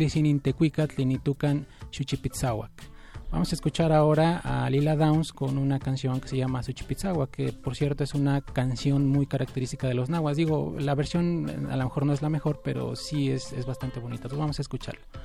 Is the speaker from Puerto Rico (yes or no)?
no; Mexico; para nosotros como mexicanos, herederos de esta tradición cultural